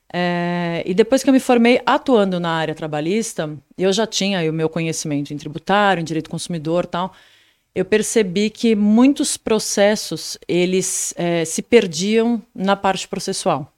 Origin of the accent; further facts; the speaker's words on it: São Paulo, Brazil; eu nasci em São Paulo